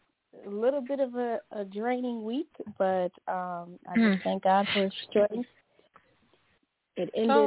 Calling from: Louisiana, United States; from Louisiana.

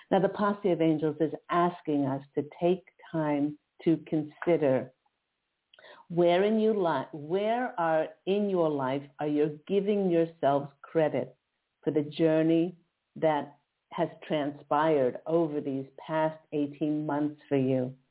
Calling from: Philadelphia, Pennsylvania, United States; … from Philadelphia, Pennsylvania.

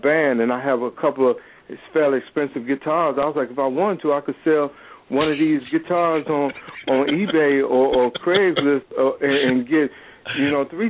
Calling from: Hampton, Virginia, United States; Virginia, Hampton, Virginia.

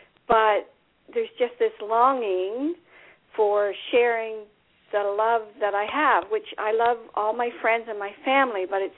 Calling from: New Brunswick, Canada; … from New Brunswick.

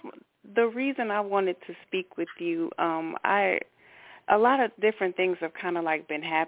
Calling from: Milwaukee, Wisconsin, United States; I'm calling from Milwaukee, Wisconsin.

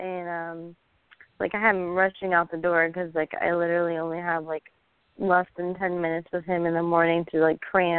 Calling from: Pensacola, Florida, United States

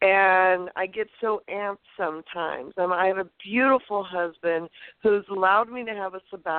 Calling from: California, United States

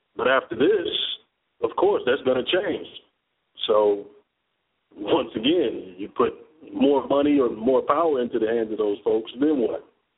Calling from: Atlanta, Georgia, United States; in Atlanta.

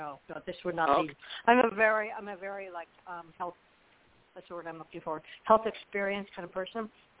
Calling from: Florida, United States; Florida, March 15th.

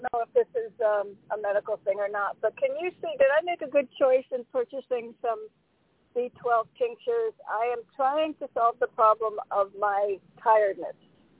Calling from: Connecticut, United States; Toni, hi, it's … from Connecticut.

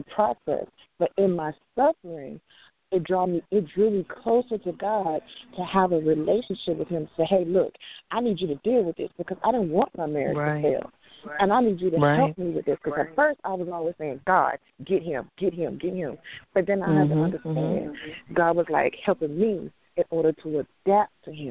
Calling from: Houston, Texas, United States; I'm calling from Houston

